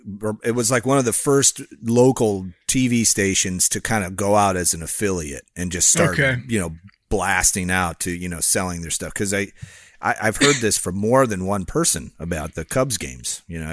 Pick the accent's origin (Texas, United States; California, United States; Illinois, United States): Illinois, United States; I grew up near Chicago, you know, Harry Carey, come call the game.